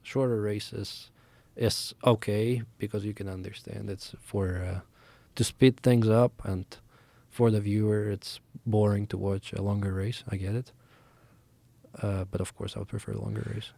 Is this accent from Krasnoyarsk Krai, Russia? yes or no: no; Moscow, Russia; moved away; I grew up in Moscow, Russia